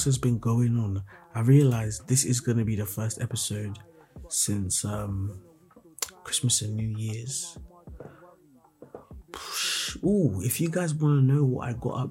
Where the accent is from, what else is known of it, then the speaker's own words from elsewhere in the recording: Nigeria; I'm a Nigerian boy